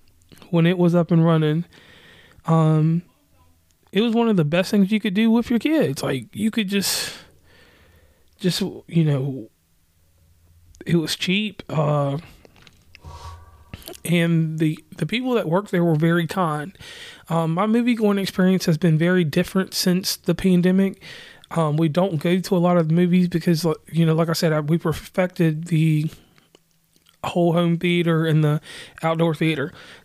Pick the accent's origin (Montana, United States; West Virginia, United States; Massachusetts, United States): West Virginia, United States; And on that note … from West Virginia and Commonplace.